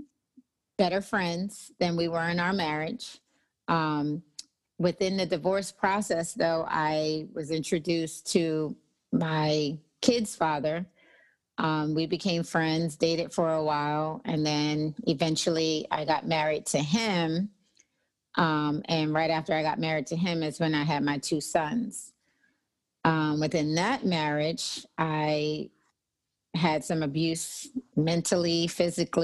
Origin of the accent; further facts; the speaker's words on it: Nassau, New Providence, Bahamas; moved away as an adult; also born or lived in New Jersey; now in Texas, United States; I was raised in the Bahamas. Nassau, Bahamas, came back to the States when I was about 18